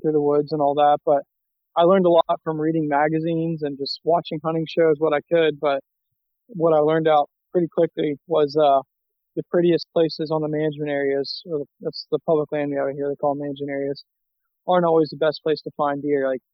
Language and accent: English; South Florida, United States; I grew up in South Florida.